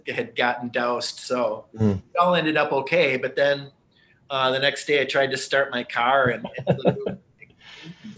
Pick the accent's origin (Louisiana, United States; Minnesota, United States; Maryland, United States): Minnesota, United States; St. Paul; I grew up in St. Paul